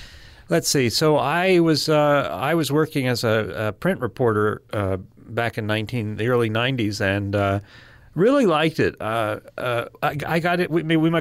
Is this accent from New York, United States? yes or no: yes; Manhattan, New York, United States; My folks lived in the Upper West Side of Manhattan, and I took the subway to school every day for whatever 6 years